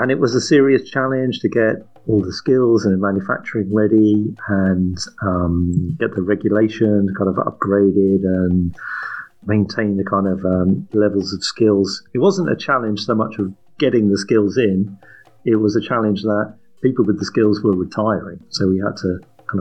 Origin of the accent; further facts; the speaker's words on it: England, United Kingdom; As an English guy sitting here in London